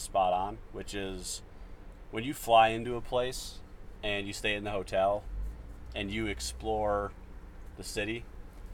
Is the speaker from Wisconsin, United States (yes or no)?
no; Minnesota, United States; moved away as an adult; also born or lived in Northeast US; I grew up in Minnesota.